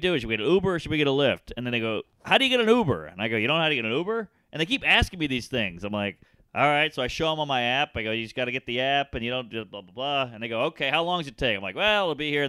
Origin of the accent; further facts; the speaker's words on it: New York, United States; I'm from New York